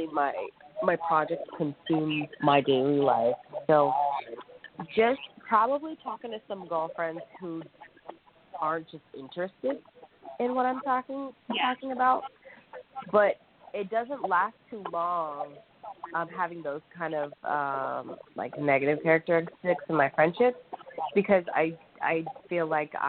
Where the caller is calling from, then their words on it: Corona, California, United States; I'm calling from Corona, California, in Riverside County.